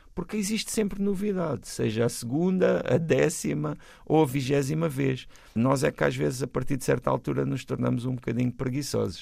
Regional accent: Portugal; nós temos uma relação às vezes um pouco ambígua enquanto portugueses com os nossos hermanos

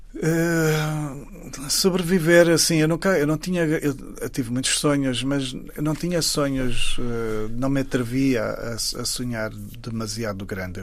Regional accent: Saurimo, Lunda Sul, Angola; moved away; Saurim, que é exatamente a terra onde eu nasci

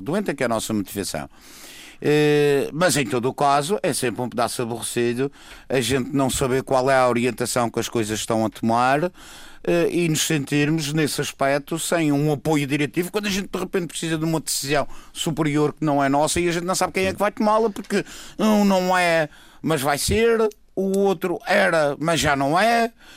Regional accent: Madeira, Portugal; Como madeirense, como cidadão eleitor

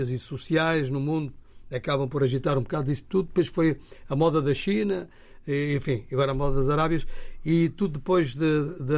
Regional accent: Portugal; also born or lived in Angola; eu cresci em Portugal

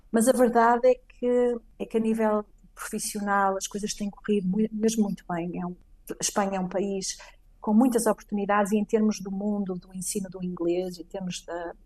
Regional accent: Portugal; now in Madrid, Spain

